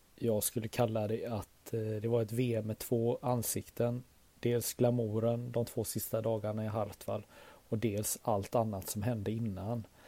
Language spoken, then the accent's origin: Swedish; Sweden; stolt som svensk